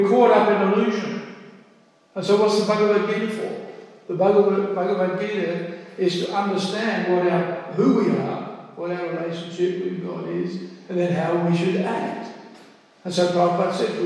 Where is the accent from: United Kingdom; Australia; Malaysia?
Australia; In Australia, we think we're free. We're Australian, we're free.